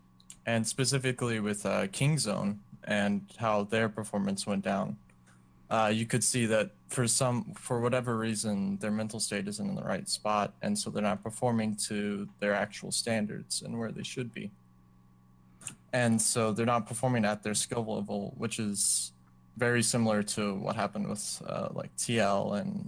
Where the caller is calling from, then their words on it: Dallas, Texas, United States; I'm calling from the Dallas area.